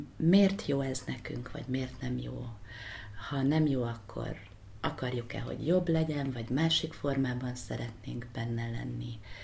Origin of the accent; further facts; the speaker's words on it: Hungary; also born or lived in United States; Magyarországról jöttem